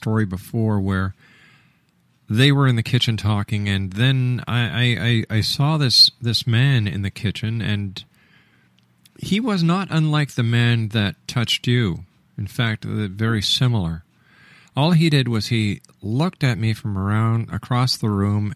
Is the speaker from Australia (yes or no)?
no; Montreal, Quebec, Canada; When I was a young boy growing up in Montreal